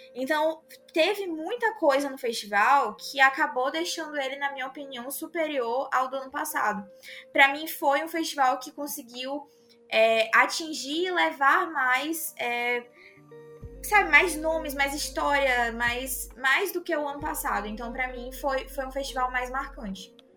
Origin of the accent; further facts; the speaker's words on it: Northeast Region, Brazil; eu sou do Nordeste